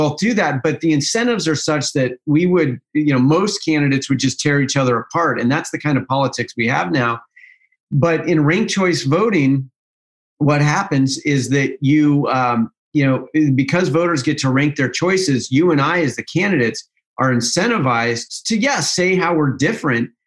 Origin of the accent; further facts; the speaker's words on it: Utah, United States; my home state of Utah